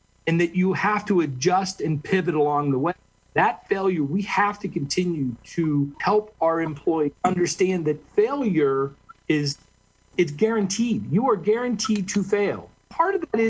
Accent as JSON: {"language": "English", "region": "Western Pennsylvania", "country": "United States", "tie": "born or raised there", "said": "I was born in Western Pennsylvania"}